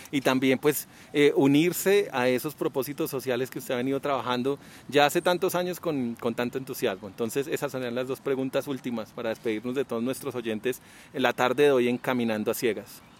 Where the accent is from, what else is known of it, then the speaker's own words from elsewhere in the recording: France; Spanish is a second language; Soy francés.